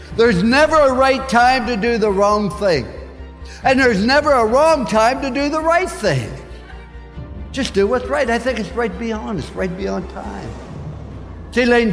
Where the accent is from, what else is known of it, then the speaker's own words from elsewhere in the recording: Follansbee, West Virginia, United States; I was born in Fallsby, West Virginia. And I went by where I was born last night, about 10:30. I was born in a cellar at home, delivered by Dr. McGraw. We had 1 bedroom for my sister, myself, and my parents. We had a half bath and a kitchen. 7.5 years we lived in that place